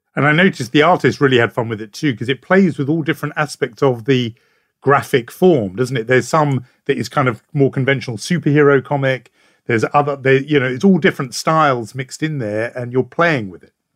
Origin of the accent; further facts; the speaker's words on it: United Kingdom; as a Brit